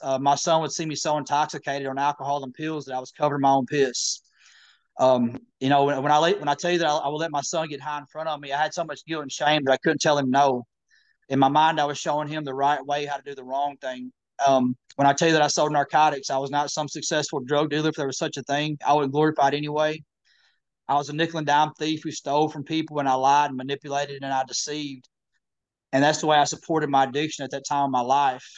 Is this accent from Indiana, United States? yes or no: no; Missouri, United States; I'm originally from Missouri